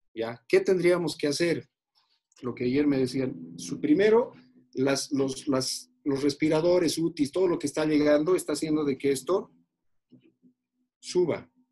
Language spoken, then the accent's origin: Spanish; Bolivia; Soy un boliviano amante de esta tierra, no me voy a ir nunca de este país